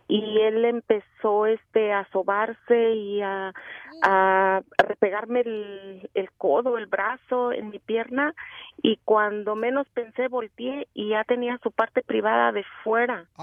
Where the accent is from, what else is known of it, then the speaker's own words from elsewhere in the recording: Mexicali, Baja California, Mexico; yo soy de Mexicali.